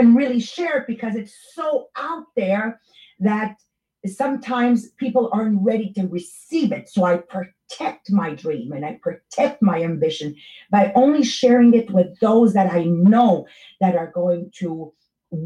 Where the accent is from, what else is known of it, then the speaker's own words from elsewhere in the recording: Montreal, Quebec, Canada; English is a second language; I'm from East End, Montreal, Italian, Francophone area. So you're going to get that accent in my English